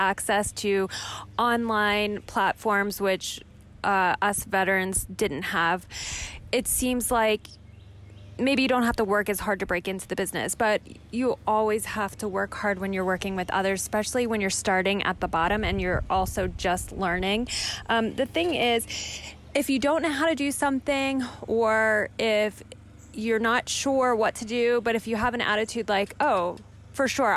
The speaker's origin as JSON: {"language": "English", "region": "Pennsylvania", "country": "United States", "also_born_or_lived": "Madrid, Spain", "moved": "as an adult", "lives_now": "New York, United States", "said": "at the time I was from Pennsylvania"}